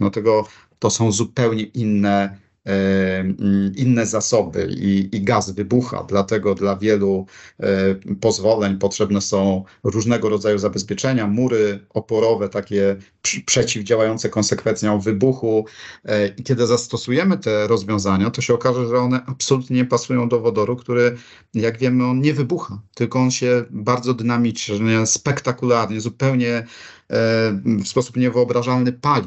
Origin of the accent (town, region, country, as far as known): Poland